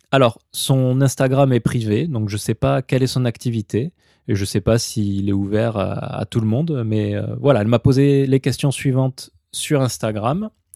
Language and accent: French; France; moved away as an adult; now in Japan; je suis français de toute façon, je n'ai pas été naturalisé japonais